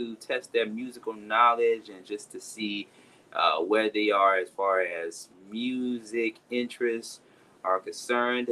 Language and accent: English; Atlanta, Georgia, United States; my hometown, of course, ATL, Atlanta